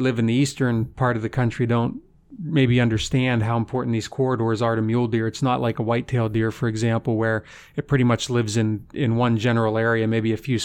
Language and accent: English; the East, United States; now in Midwest, United States; I grew up in the East